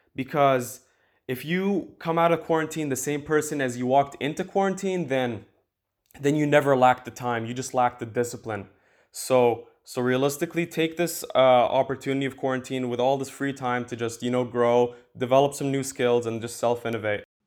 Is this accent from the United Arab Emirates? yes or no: yes; Dubai, United Arab Emirates; now in Canada; I live in Canada right now, but I'm from Dubai